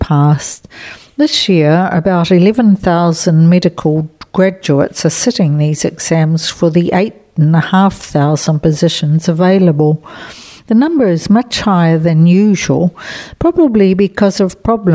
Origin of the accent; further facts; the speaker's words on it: New Zealand; now in Spain; I've been able to proudly say I'm a New Zealander